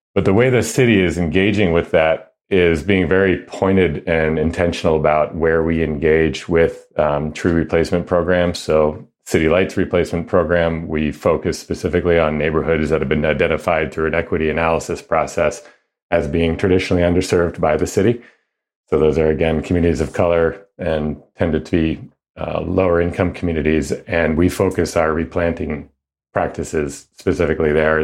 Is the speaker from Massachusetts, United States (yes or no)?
yes; outside of the Boston area, Massachusetts, United States; now in Seattle, United States; I grew up outside of the Boston area